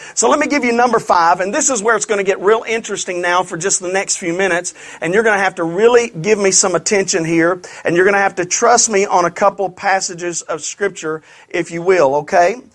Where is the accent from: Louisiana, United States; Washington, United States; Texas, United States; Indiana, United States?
Louisiana, United States; I'm from Louisiana